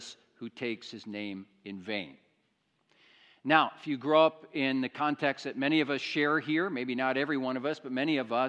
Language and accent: English; Iowa, United States; moved away; I grew up in the States, in the state of Iowa, which is very agricultural territory, and I grew up in a small Iowa town